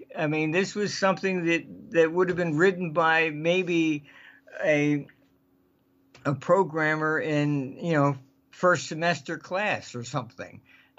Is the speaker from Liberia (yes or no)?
no; United Kingdom; I came from Britain